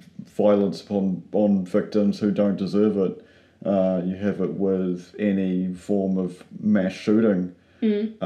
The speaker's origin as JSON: {"language": "English", "country": "United States", "moved": "yes", "lives_now": "Wellington, New Zealand", "said": "I'm an American"}